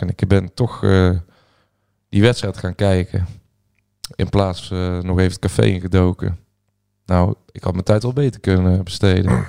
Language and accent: Dutch; Peelland, North Brabant, Netherlands; in het Peerland, het hoeven waar ik vandaan kom